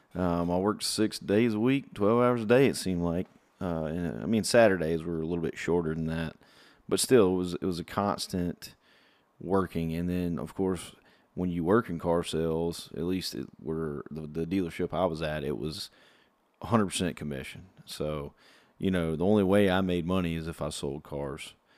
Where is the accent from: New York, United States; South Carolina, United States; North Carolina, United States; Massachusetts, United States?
South Carolina, United States; I'm from from South Carolina, so I've always, uh, grew up going to Clemson games